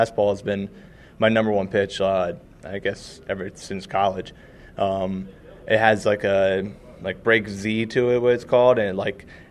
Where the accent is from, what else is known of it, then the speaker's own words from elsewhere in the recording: Swedesboro, New Jersey, United States; also born or lived in Voorhees / Glassboro; Grew up in Swedesboro